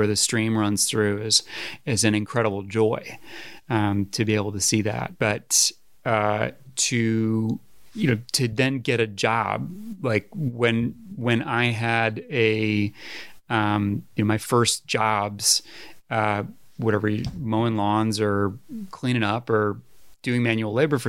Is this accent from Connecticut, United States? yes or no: yes; Woodbury, Connecticut, United States; also born or lived in Washington, Connecticut; I grew up in between Woodbury and Washington, Connecticut, Litchfield County, northwest corner. Mostly in Woodbury at an old farmhouse